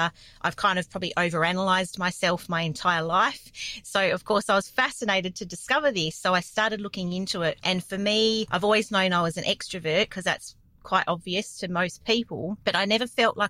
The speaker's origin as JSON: {"language": "English", "town": "Perth", "region": "Western Australia", "country": "Australia", "tie": "born or raised there", "said": "I grew up in a relatively small town in Perth, Western Australia. It's like a suburb of Perth."}